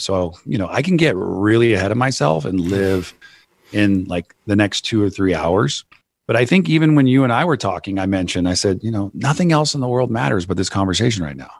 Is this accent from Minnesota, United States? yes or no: no; Santa Cruz, California, United States; I grew up in Santa Cruz, California